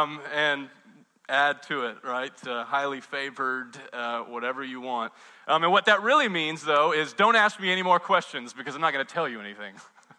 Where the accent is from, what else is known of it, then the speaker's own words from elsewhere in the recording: the South, United States; I don't want to be ugly because I'm from the South, and I have manners